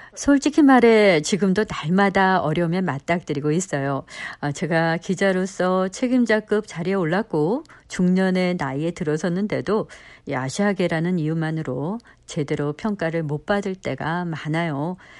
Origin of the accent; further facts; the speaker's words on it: Minnesota, United States; moved away; 저는 미국 미네소타에서 나고 자랐지만